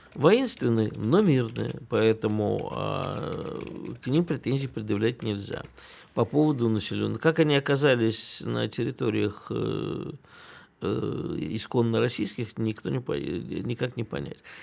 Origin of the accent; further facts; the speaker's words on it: Kyiv, Ukraine; moved away; я детство провел в Киеве и никогда там практически не слышал украинской речи